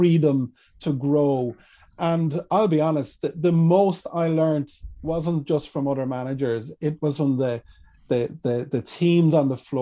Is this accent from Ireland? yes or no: yes; Kilkenny, County Kilkenny, Ireland; I'm from Kilkenny. And for anyone who's been to Kilkenny, we've got a beautiful medieval city here